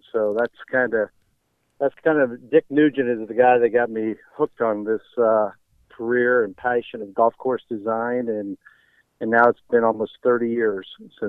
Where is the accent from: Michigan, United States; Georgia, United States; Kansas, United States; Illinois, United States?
Kansas, United States; Lenexa; We grew up in Lenexa